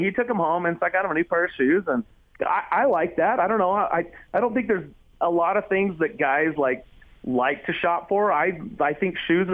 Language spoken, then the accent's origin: English; United States; as an American